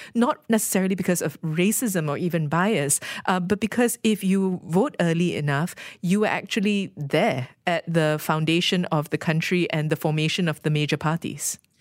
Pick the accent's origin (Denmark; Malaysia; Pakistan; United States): Malaysia